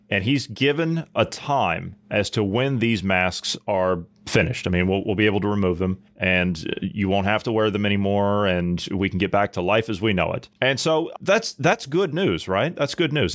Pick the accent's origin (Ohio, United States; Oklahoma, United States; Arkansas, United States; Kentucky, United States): Ohio, United States; my home state of Ohio